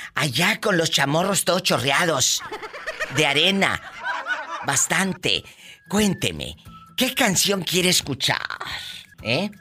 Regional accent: Matamoros, Tamaulipas, Mexico; mi tierra, Matamoros

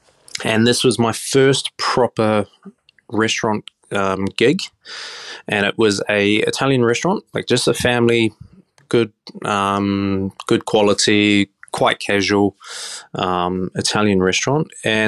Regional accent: Auckland, New Zealand; now in Australia; New Zealand, growing up in Auckland, can be quite a small place.

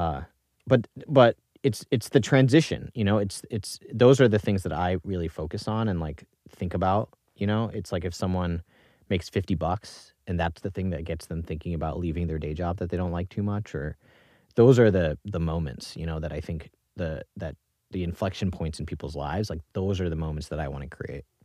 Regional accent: Singapore; moved away; also born or lived in New York; I was born in New York in nineteen ninety-two. You can do the math on that. Um, grew up in Singapore mostly

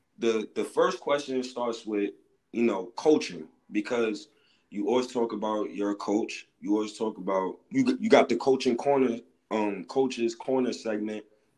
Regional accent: New York City, New York, United States; I grew up in Harlem and I was in a program called Harlem Children's Zone.

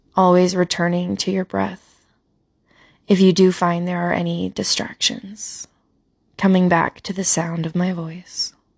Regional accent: Utah, United States; I'm from Utah

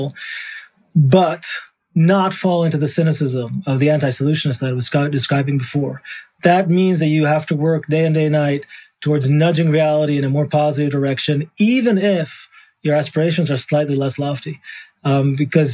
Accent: Jerusalem, Jerusalem District, Israel; I grew up in Jerusalem in the 1990s, 80s, 90s

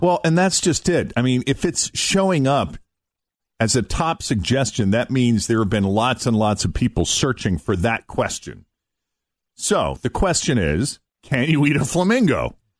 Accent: Boston, Massachusetts, United States; moved away as an adult; also born or lived in Portland, Maine; Growing up in the Boston area, going to Portland, Maine

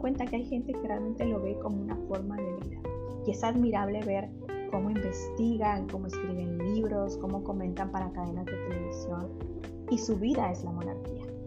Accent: Mexico; Yo soy de México

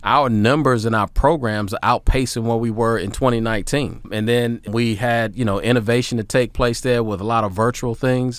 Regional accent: Hampton Roads, Virginia, United States; also born or lived in Tennessee; it was a joy to go back to my hometown just to be able to run that Y where my mom was a member

